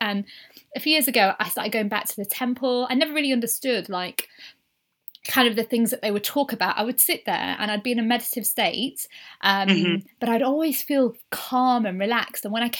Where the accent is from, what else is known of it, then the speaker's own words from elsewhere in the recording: United Kingdom; obviously I'm Indian, but I grew up British.